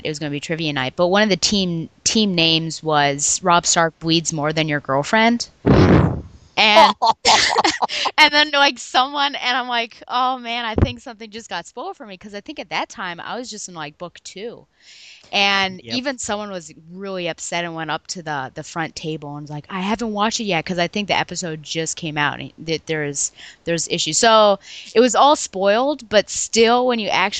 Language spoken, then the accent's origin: English; Buffalo, New York, United States; now in Virginia, United States; I grew up in Buffalo, New York